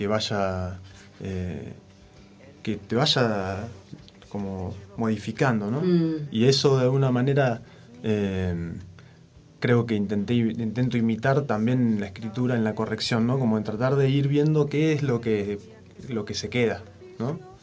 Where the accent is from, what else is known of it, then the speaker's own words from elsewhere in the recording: Alicurá, Neuquén, Argentina; de Alicurá, allá corría el río Limay